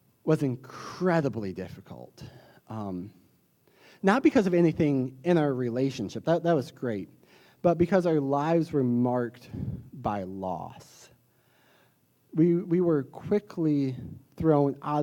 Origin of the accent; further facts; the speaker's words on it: the South, United States; accent: southern; my southern accent